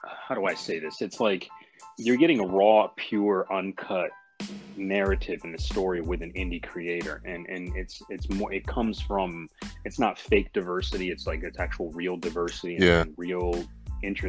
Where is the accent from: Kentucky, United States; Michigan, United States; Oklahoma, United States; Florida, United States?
Michigan, United States; a young black kid growing up in Michigan